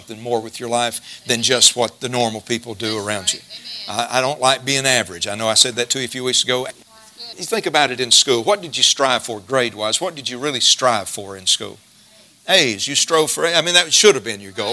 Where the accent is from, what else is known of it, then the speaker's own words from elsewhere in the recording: Jasper, United States; I grew up in West Jasper